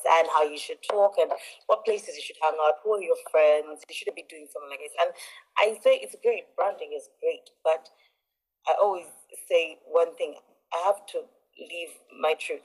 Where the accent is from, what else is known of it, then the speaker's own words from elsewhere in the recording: Uganda; I'm Ugandan. I'm, um, yes, I'm from Uganda originally.